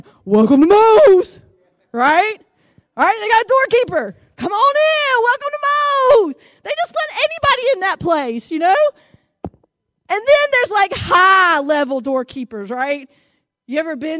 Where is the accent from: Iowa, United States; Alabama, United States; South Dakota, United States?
Alabama, United States; Fort Deposit; also born or lived in Montgomery, Alabama; now in Greenville, United States; when I was growing up in Fort Deposit, in the country, out in the country